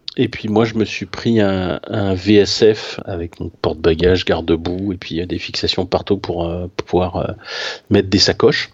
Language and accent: French; Paris, Île-de-France, France; je suis parisien